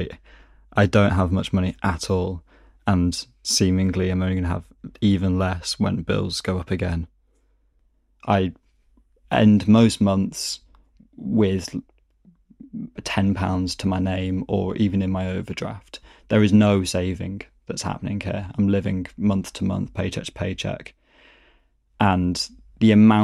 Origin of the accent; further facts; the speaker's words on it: Manchester, North West England, United Kingdom; moved away as an adult; also born or lived in East London; now in London, United Kingdom; I'm from Manchester, but I've been living in East London for 3 or so years now.